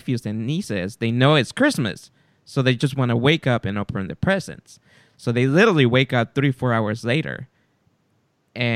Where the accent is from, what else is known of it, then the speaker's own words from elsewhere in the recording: California, United States; we're from California